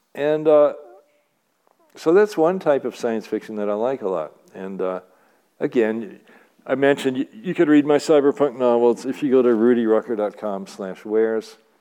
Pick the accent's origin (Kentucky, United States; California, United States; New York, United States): Kentucky, United States; Louisville; moved away; also born or lived in Santa Cruz; Louisville, my hometown.